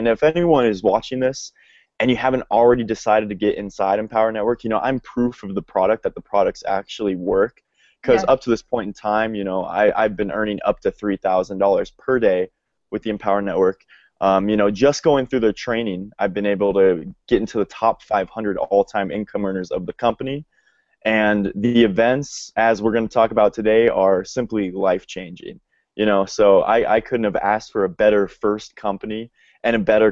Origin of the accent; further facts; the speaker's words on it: Denver, Colorado, United States; I'm from Denver, Colorado. That's where I am right now